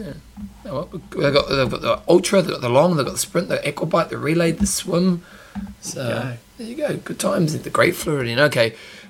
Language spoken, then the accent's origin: English; New Zealand